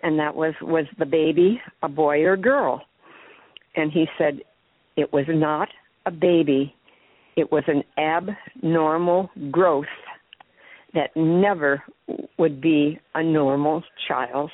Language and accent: English; Duluth, Minnesota, United States; my hometown of Duluth, Minnesota.